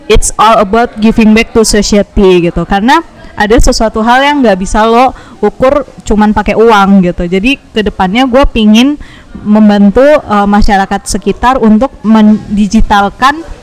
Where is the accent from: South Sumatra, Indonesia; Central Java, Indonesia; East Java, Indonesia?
East Java, Indonesia; Surabaya; Halo semuanya … Gue asalnya dari Surabaya.